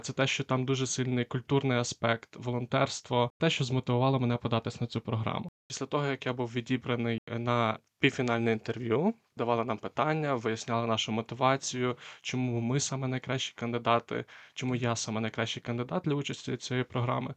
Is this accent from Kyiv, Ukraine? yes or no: no; Lviv, Lviv Oblast, Ukraine; я сам родом зі Львова.